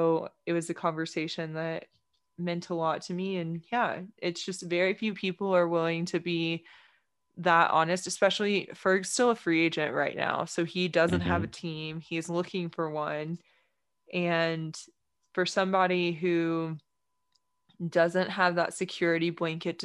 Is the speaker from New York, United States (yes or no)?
no; Texas, United States; especially as a Texan